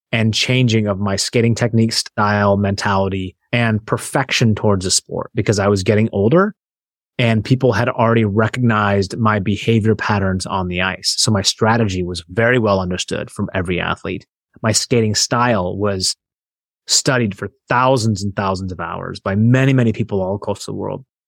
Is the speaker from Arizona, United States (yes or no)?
no; Seattle, Washington, United States; I grew up in Seattle